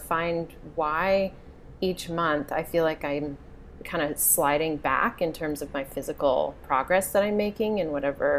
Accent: Boulder, Colorado, United States; I grew up in Boulder

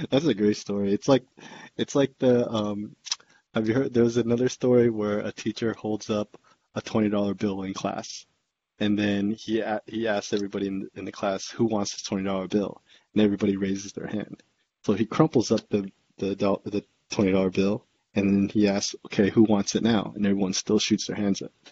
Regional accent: San Jose, California, United States; where we grew up in San Jose as kids in our elementary schools.

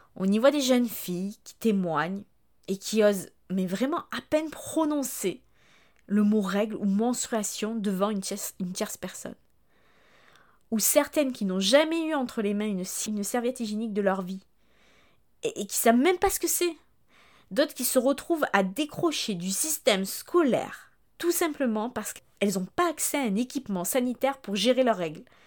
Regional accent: France

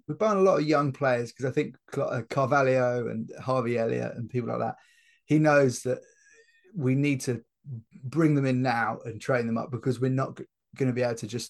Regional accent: Liverpool, North West England, United Kingdom; That's because I'm from Liverpool.

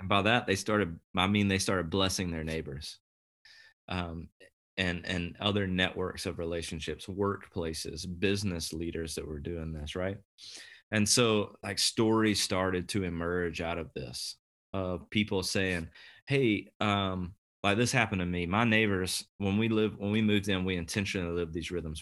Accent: the Southeast, Deep South, United States; moved away as an adult; now in Kansas City, United States; I was raised in the Southeast, so the deep, deep South

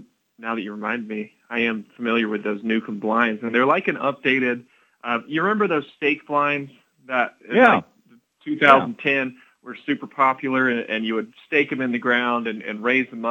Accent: Tennessee, United States; I grew up in Tennessee hunting deer

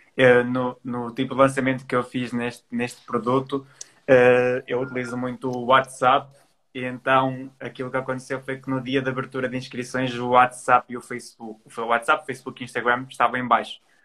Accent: Trás-os-Montes, Norte, Portugal; moved away as an adult; now in Porto, Portugal; eu sou transmontano, nasci em Trás Montes e com 18 anos decidi vir estudar para o Porto, que é onde eu estou

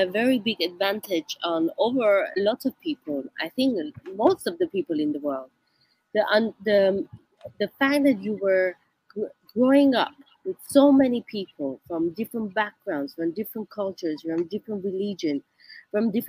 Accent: Tehran, Tehran Province, Iran; now in New York, United States; I grew up in Tehran, it's a very busy city, the capital city

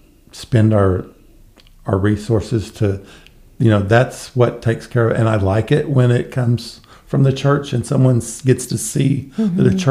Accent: Guthrie, Oklahoma, United States; they were coming to my hometown.

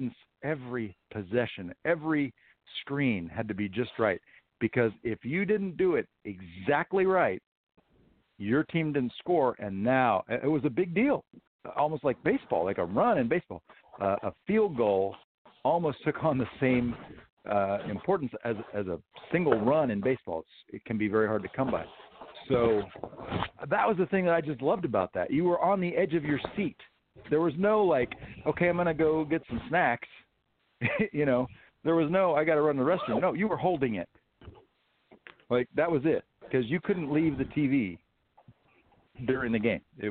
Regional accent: Houston, Texas, United States; I grew up watching in Houston

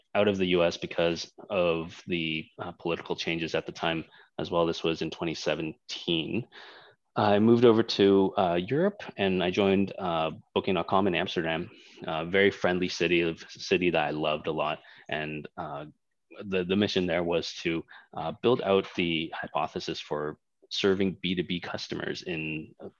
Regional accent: Toronto, Ontario, Canada; moved away as an adult; also born or lived in Hong Kong; now in Indonesia; I was born in Hong Kong. I'm Chinese, so spent 4 years in Hong Kong and left fairly early on in my life. Parents just decided that with the economic status in Hong Kong and the political status changing, moving to Canada was the right thing. So we moved over there. And pretty much that was where I got all of my education, starting all the way from kindergarten

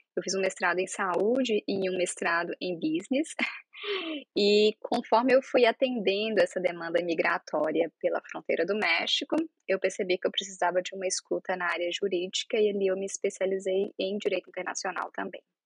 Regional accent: Minas Gerais, Brazil; moved away as an adult; also born or lived in Santa Catarina; now in United States; eu sou de Minas Gerais

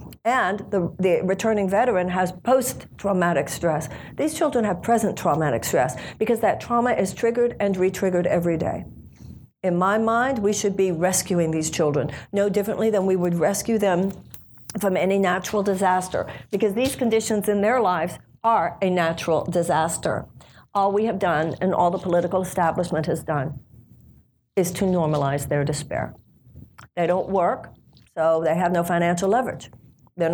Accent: United States; The issue of voting rights is very close to me, both in my life and in my campaign, just because I'm an American, obviously

